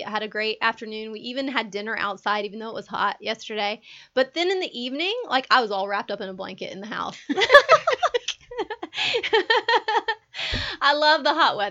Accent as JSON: {"language": "English", "region": "Georgia", "country": "United States", "tie": "born or raised there", "said": "I'm born in Georgia. I was raised in Georgia. I'm a Georgia girl."}